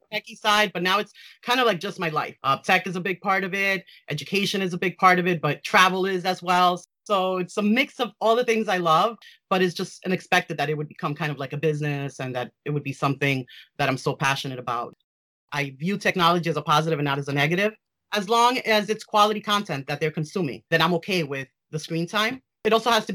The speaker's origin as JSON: {"language": "English", "town": "New York City", "region": "New York", "country": "United States", "tie": "born or raised there", "said": "I was raised in New York City, live in New York City"}